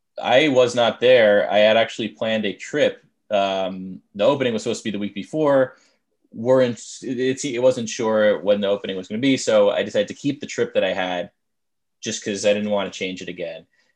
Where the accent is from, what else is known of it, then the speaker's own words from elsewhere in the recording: Long Island, New York, United States; I grew up on Long Island and it just made up. They just plopped a bunch of roads and it's artificial in that way.